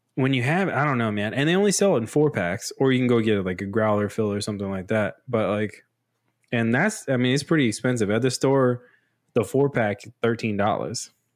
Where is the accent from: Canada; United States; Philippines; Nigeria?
United States; growing up in, in U S